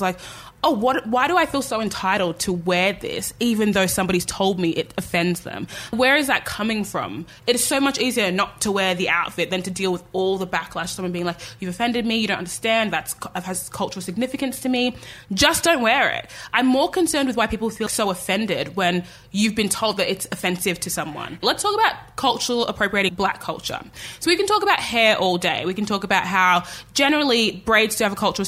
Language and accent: English; Australia; I was born and raised in Australia